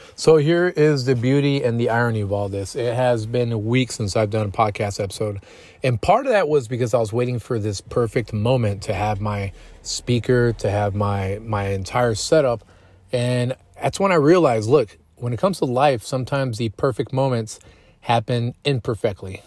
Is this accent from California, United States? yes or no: no; Killeen, Texas, United States; also born or lived in San Antonio, Texas; it's my hometown. It's where I did a portion of my elementary school, middle school, and about three quarters of my high school time